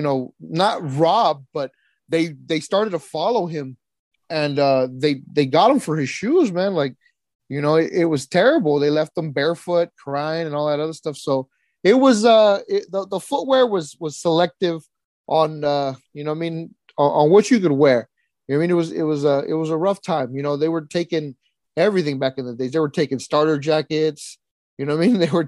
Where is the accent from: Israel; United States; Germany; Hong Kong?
United States; Fresno, California; also born or lived in Mexico; I came over here, I landed in Fresno, California when I was 7 years old